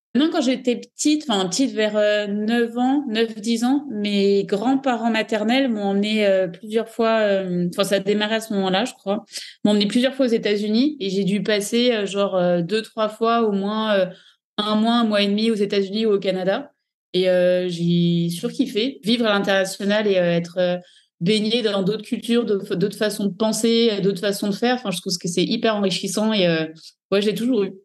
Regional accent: Paris region, Île-de-France, France; moved away as an adult; now in Dubai, United Arab Emirates; j'ai vécu en région parisienne euh, entre le 91, puis le 77, puis Paris

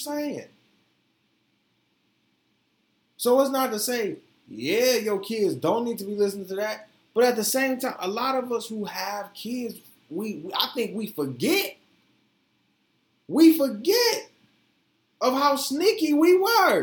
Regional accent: the South, United States; I'm from the South

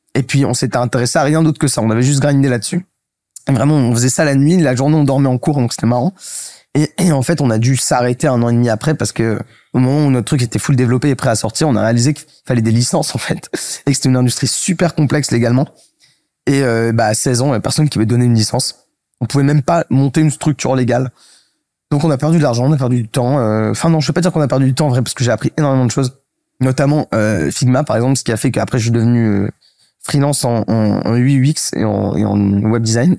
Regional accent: Paris, Île-de-France, France; j'ai grandi à Paris, je fais mon collège, mon lycée à Paris

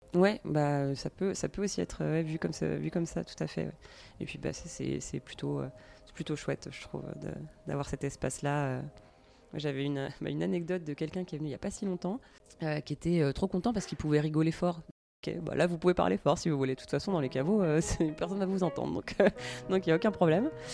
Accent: Dijon, Bourgogne-Franche-Comté, France; moved away as an adult; also born or lived in Paris; Dijon, qui est dans, ma région natale

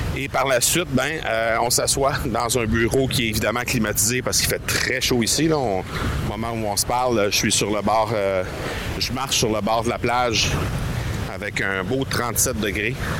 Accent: Canada; on vient du Canada

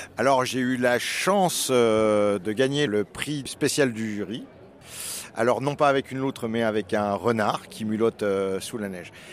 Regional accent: Plateau de Millevaches, Nouvelle-Aquitaine, France; je viens du plateau de Mille Vaches

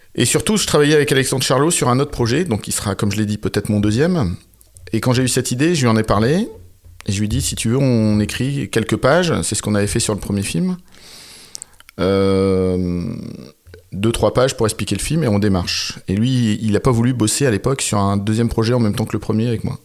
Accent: Quiévrechain, Hauts-de-France, France; je viens de Valenciennes, enfin d'une petite ville à côté qui s'appelle Quirochin. Donc c'était une ville ouvrière, mon père était ouvrier

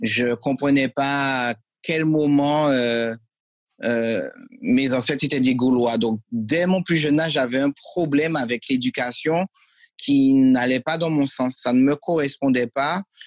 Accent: Martinique; also born or lived in Lyon, France; j'habitais à Lyon à l'époque, je suis né à Lyon. Et mes parents ont décidé de retourner au pays. Et euh, en retournant au pays à 8 ans, euh, ben, j'ai continué les arts martiaux où bon, il y avait pas, ça n'existait pas encore en Martinique

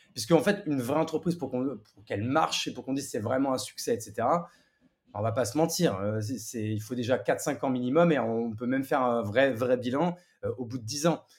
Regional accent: Marne, Champagne-Ardenne, Grand Est, France; moved away as an adult; also born or lived in Paris; now in Bordeaux, France; je suis parisien de, de, naissance même si j'ai vécu grande partie de mon adolescence même jusqu'au bac à la campagne

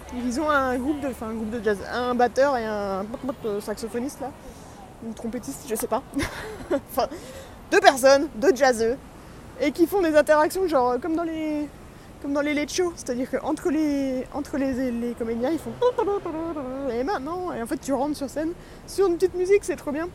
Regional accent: France; now in New York, United States; je suis français, évidemment

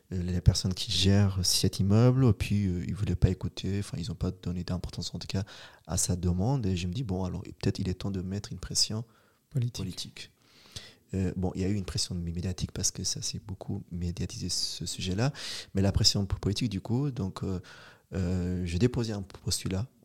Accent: Switzerland; c'est une richesse et on a notre place et on est suisse, on est ici, on est présent

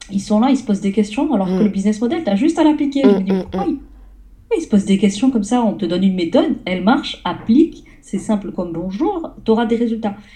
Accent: south of France, France; je suis une, personne du sud de la France, une petite sudiste. Mon, mon accent, à ce qui paraît, il a disparu après quelques années sur Paris.

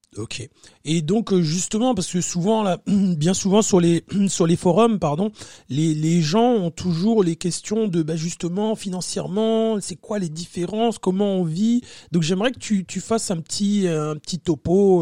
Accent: France; moved away; on est français

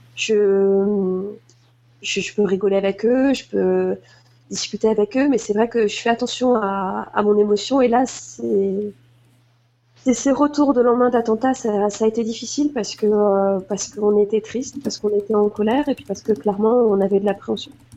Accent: Moselle, Grand Est, France; j'ai grandi en Moselle

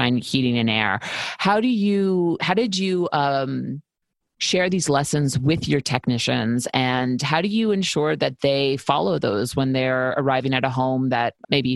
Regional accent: New York, United States; now in Los Angeles, United States; I'm from New York and I had a family mechanic that I went to forever

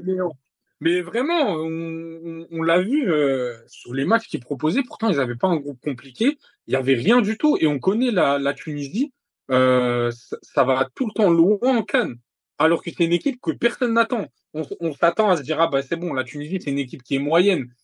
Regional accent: Morocco; en tant que Marocain

